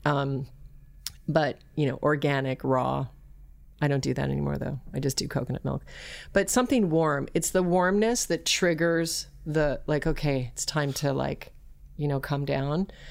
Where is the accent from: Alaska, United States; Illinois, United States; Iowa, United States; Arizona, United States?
Alaska, United States; also born or lived in Colorado; I was raised in Alaska